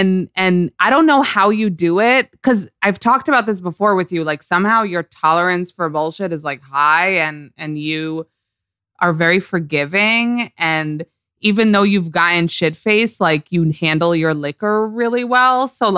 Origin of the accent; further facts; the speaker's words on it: New York, United States; I'm from New York. So I'm like obsessed with New York.